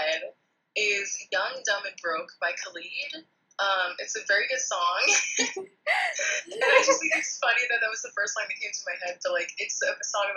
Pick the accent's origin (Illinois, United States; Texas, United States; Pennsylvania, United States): Texas, United States; I've grown up going to rodeos, grown up eating Tex-Mex, grown up, you know, being a Texan.